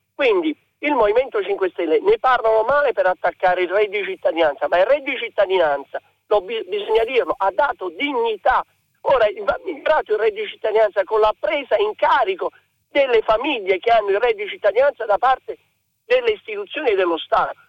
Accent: Naples, Campania, Italy; da napoletano

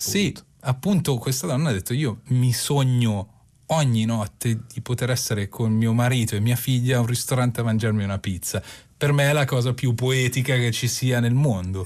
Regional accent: Milan, Lombardy, Italy; io sono di Milano

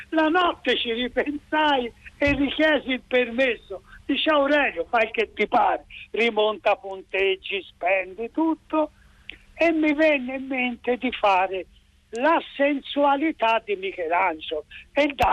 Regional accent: Tuscany, Italy; mi dato che sono toscano

